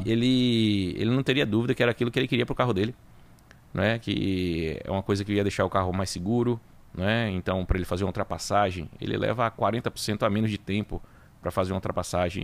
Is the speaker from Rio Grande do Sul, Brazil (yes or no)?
no; Salvador, Bahia, Brazil; also born or lived in Itabuna / Feira de Santana; acabei nascendo lá, mas fui criado aqui em Salvador